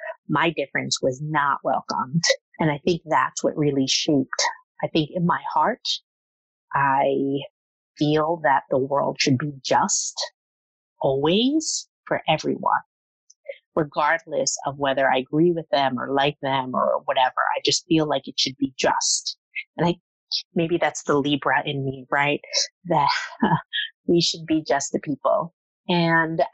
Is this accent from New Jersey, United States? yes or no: yes; Jersey City, New Jersey, United States; I grew up in Jersey City in sort of the area that has been gentrified.